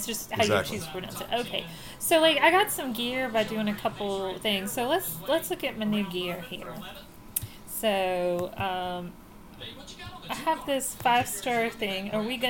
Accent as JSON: {"language": "English", "region": "Virginia", "country": "United States", "said": "because we're from Virginia and that's what you do."}